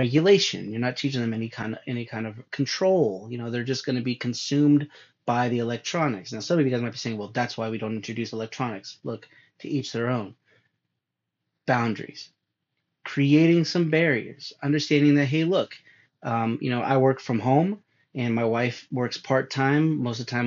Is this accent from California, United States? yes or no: yes; California, United States; moved away; I'm from California